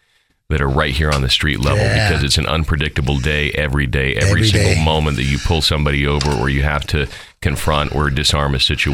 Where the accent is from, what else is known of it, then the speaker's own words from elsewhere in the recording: San Antonio, Texas, United States; I grew up in San Antonio, so close to the border town. My whole family though is from Buenos Aires.